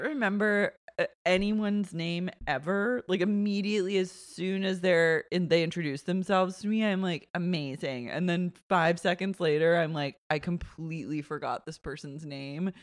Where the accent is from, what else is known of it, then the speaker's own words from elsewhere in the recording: Oklahoma City, Oklahoma, United States; growing up in Oklahoma City